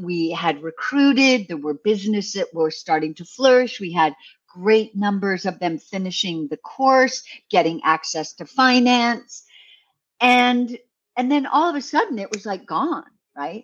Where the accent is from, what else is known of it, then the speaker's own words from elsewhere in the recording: Canada; now in New York City, United States; I am Canadian, but I live in New York City